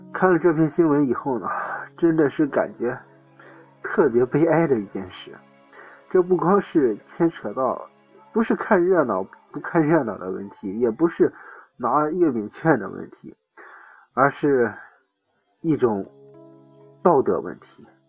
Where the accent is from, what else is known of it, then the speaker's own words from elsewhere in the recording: China; 我们中国人